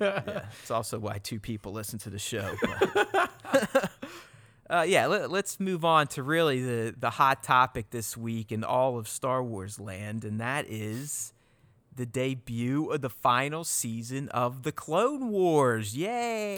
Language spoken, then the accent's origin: English; Pittsburgh, Pennsylvania, United States; I grew up in Pittsburgh, too